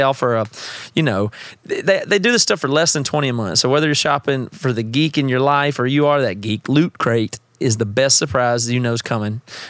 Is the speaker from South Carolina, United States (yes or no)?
yes; South Carolina, United States; Seth and I grew up together in South Carolina.